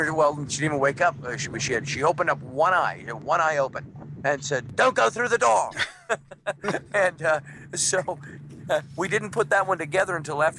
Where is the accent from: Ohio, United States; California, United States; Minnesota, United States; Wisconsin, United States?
Minnesota, United States; I grew up in Minnesota